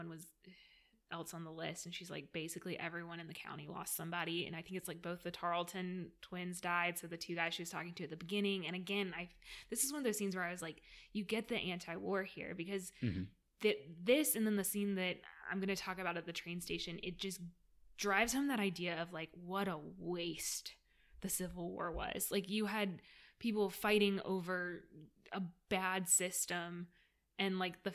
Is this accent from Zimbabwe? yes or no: no; Georgia, United States; I grew up in Georgia